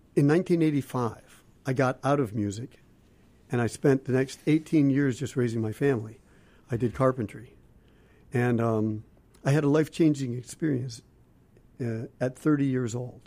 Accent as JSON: {"language": "English", "region": "Ohio", "country": "United States", "said": "I'm from Ohio"}